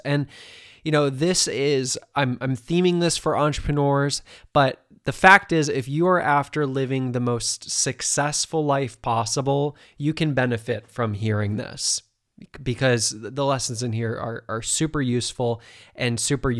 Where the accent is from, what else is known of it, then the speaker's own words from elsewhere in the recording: Ohio, United States; You know, I grew up in Ohio.